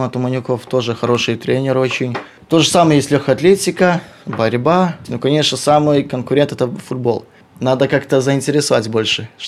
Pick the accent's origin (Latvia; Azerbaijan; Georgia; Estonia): Latvia; Krāslava, Krāslava Municipality; moved away as an adult; Закончил 12 класс в Краславе, и мне очень нравился спорт.